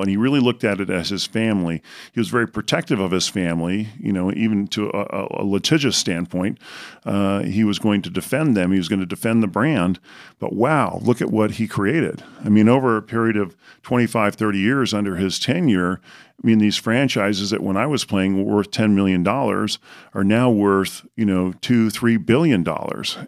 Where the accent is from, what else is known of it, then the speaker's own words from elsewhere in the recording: Southern California, United States; I was tall growing up in Southern California